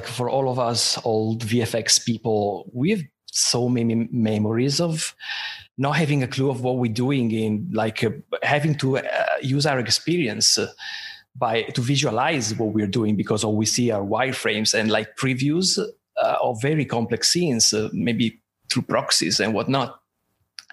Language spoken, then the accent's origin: English; Italy; moved away; I'm originally from Italy.